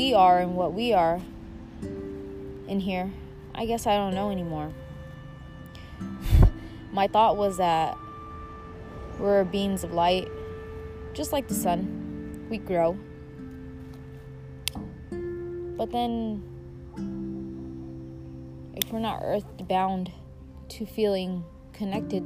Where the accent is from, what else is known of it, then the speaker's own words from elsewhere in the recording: Mexico; I was born in Mexico